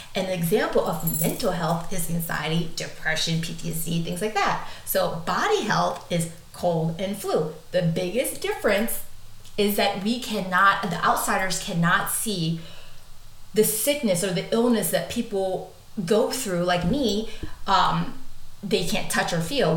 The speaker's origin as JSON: {"language": "English", "country": "United States", "tie": "born or raised there", "said": "I'm American"}